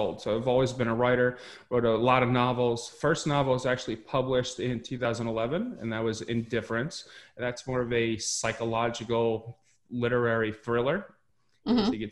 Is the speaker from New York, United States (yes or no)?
yes; Westchester County, New York, United States; I grew up in Westchester County, New York.